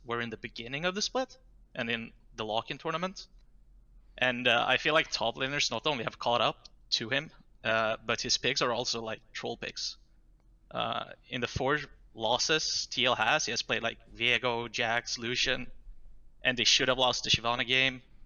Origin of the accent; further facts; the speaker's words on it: Jönköping, Jönköping County, Sweden; That's my hometown.